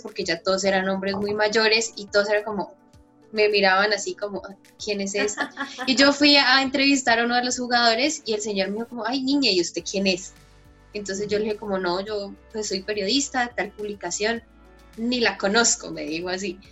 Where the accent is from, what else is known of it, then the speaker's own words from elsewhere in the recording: Popayán, Cauca, Colombia; nosotros somos de Popayán, somos de una ciudad muy pequeña